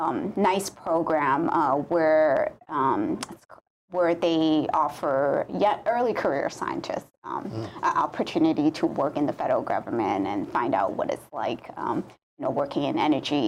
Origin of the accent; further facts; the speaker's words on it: California, United States; moved away as an adult; now in Hawaii, United States; I grew up in California.